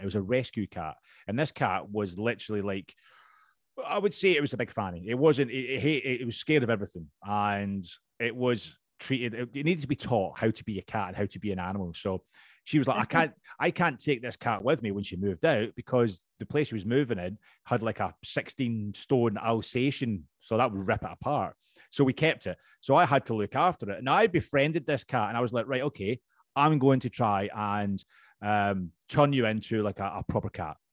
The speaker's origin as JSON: {"language": "English", "region": "Scotland", "country": "United Kingdom", "accent": "Scottish", "moved": "yes", "lives_now": "London, United Kingdom", "said": "i am originally from Scotland, as you can tell. My accent's still pretty strong"}